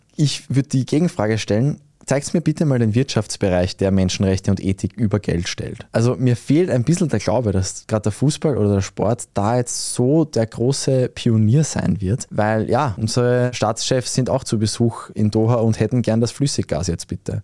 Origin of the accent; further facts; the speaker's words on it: Austria; als Österreicher